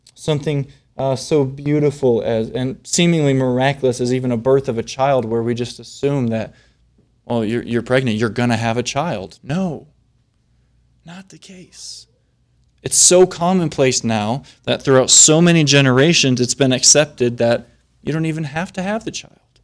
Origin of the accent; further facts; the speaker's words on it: Flint, Michigan, United States; I'm from Flint, Michigan